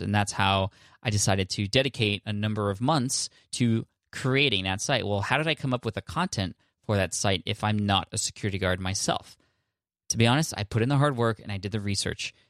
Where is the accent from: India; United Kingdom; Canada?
India; I'm from India